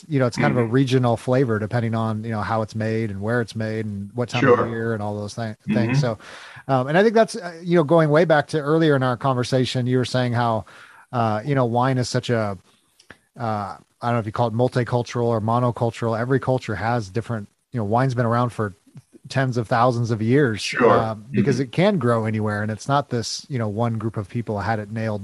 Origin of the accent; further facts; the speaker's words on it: California, United States; now in Missouri, United States; I'm actually originally from California